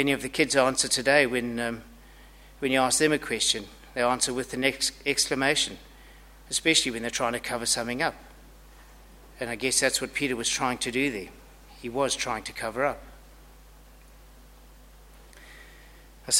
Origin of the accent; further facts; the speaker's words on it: Zimbabwe; now in Australia; I have an accent, and it's not too hard to tell that I'm from Zimbabwe. It's pretty obvious I'm not Australian